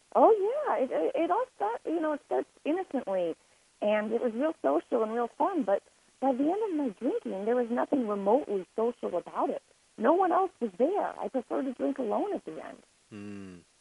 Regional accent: Lake Forest, Illinois, United States; also born or lived in Boston; I was born and raised in Lake Forest, Illinois. It is north of Chicago.

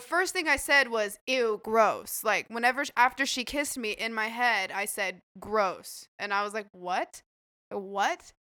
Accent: Idaho, United States; moved away; that's where I'm from, I'm from Idaho

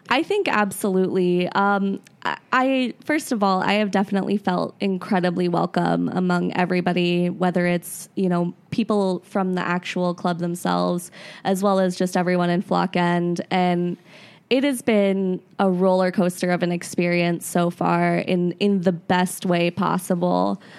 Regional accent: Florida, United States; moved away; I actually grew up in Florida originally

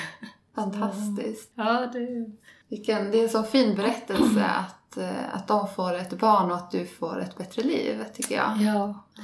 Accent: Sweden; also born or lived in India; blev adopterad till Sverige när jag var ett år

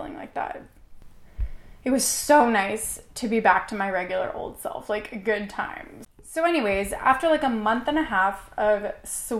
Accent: Canada; I am Canadian, and I am currently in the United States

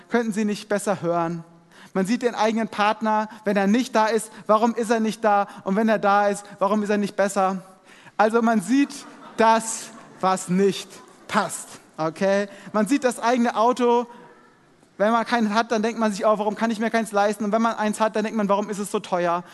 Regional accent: Germany; wir als Deutsche

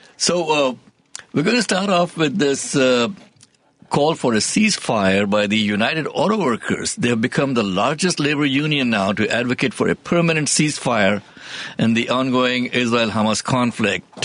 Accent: India; moved away; I came from India, but the India that I came from

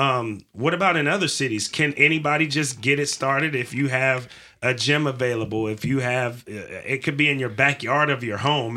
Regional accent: California, United States; I'm from California

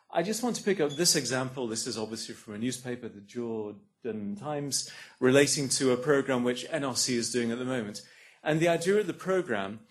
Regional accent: England, United Kingdom; moved away as an adult; now in Australia; as an English person

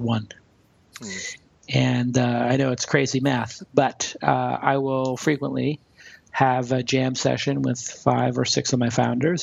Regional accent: New York City, New York, United States; I grew up in Brooklyn

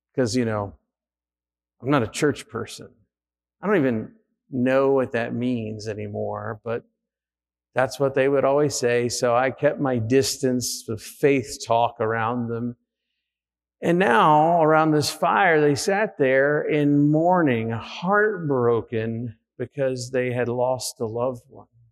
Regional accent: United States; we're Americans

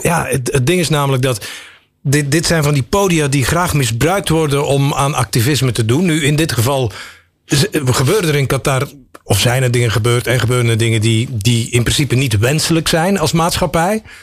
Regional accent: Belgium; ik een Belg ben

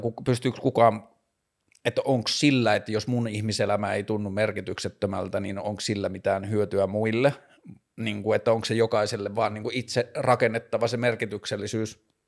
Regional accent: Tornio, Lapland, Finland; mä oon kasvanut Torniossa

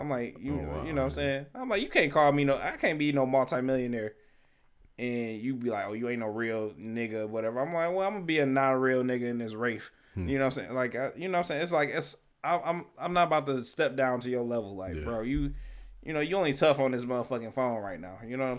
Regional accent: Detroit, Michigan, United States; I'm from the city. I'm from Detroit.

